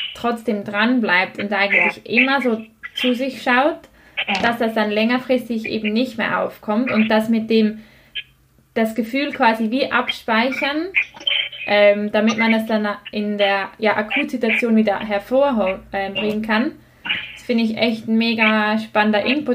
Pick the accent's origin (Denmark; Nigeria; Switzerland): Switzerland; bei uns in der Schweiz